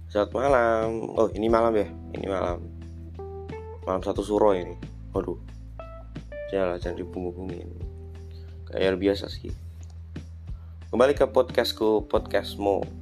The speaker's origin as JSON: {"language": "Indonesian", "town": "Surakarta", "region": "Central Java", "country": "Indonesia", "accent": "medok Jawa", "said": "orang yang medok Jawa ini karena saya juga orang Solo"}